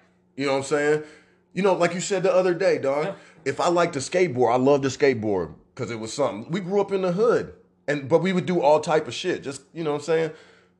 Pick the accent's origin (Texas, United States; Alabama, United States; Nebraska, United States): Nebraska, United States; Omaha; my hometown here in Omaha, Nebraska.